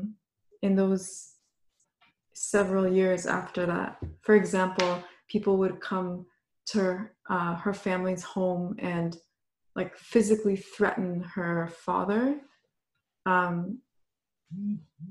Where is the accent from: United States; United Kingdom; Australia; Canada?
Canada; Orillia, Ontario; I grew up in Orillia, Ontario